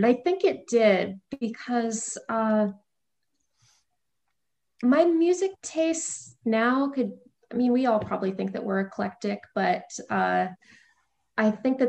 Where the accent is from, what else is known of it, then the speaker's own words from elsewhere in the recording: St. Louis, Missouri, United States; also born or lived in Maryland; So I was very technically born in the suburbs of DC, like over on the Maryland side, but as far as my memory goes, I grew up in St. Louis. My family had lived there since I was about 3.